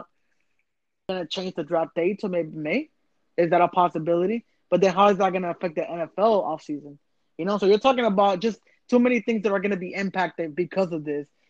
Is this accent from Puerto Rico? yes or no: yes; Puerto Rico; I'm not from Boston. I'm from Puerto Rico.